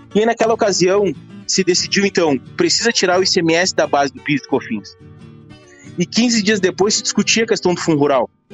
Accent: Rio Grande do Sul, Brazil; Eu sou gaúcho

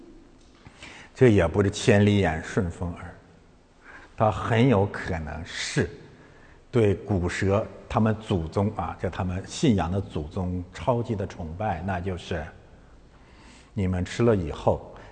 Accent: China; 我们中国人民不吃那一套

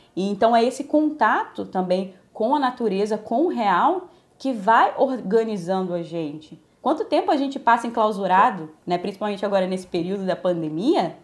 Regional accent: Minas Gerais, Brazil; now in Rio de Janeiro, Brazil; Eu, eu fui criada em Minas, depois vim para o Rio

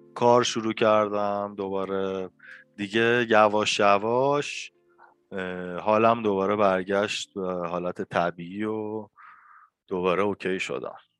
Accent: northern Iran, Iran; now in Tehran, Iran; کلا چون من شمالی هستم خانواده شمالی بچگی هی میرفتم توی اون محیط قشنگ

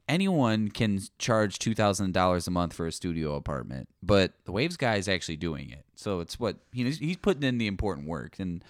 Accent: California, United States; I'm from Yeehaw, California. My parents are actually both landlords

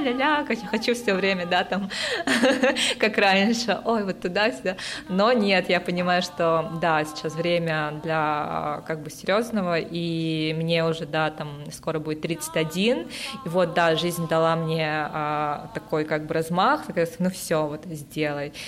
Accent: Yakutia, Sakha Republic, Russia; moved away as an adult; also born or lived in Moscow / Costa Rica; я сама родом из Якутии и приехала в Москву учиться на инженера-электрика

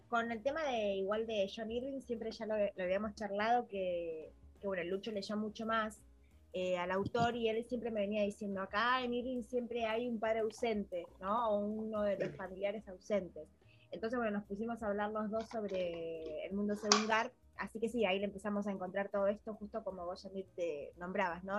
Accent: Pinamar, Buenos Aires Province, Argentina; nosotros somos de Pinamar, de, Buenos Aires, Argentina

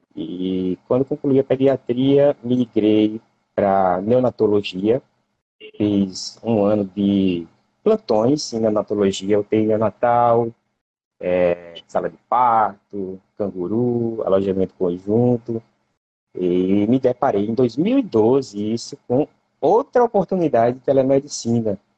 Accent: Cajazeiras, Paraíba, Brazil; now in Jaboatão dos Guararapes, Brazil; Eu nasci em Cajazeiras, pertinho do Ceará

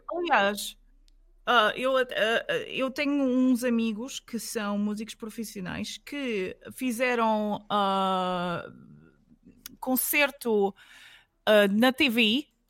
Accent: Alentejo, Portugal; de onde eu venho, que eu venho do Alentejo, né? Eu venho do Alentejo

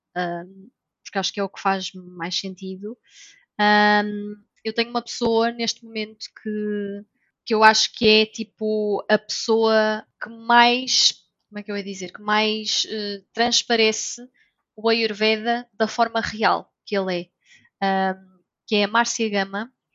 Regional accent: North, Portugal; moved away as an adult; now in Lisbon, Portugal; eu sou do Norte

